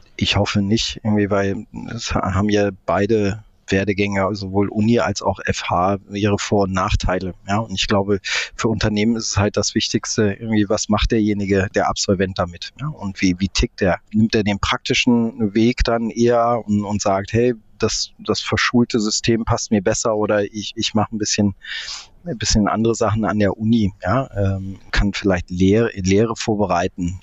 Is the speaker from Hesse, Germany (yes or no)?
no; between Cologne and Bonn, North Rhine-Westphalia, Germany; also born or lived in Munich / Tehran, Iran / Dublin; now in Berlin, Germany; Aber aufgewachsen wirklich im Rheinland zwischen Köln und Bonn